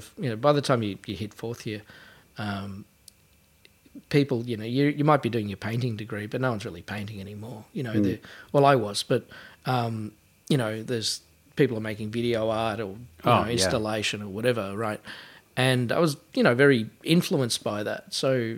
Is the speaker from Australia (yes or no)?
yes; Sunbury, Victoria, Australia; now in Melbourne, Australia; I grew up in Sunbury outside of Melbourne.